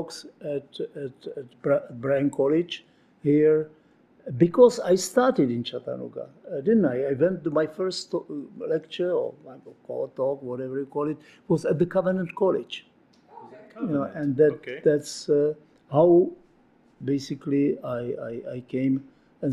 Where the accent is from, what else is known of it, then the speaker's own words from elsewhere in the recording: Moravia, Czechia; English is a second language; I'm from Moravia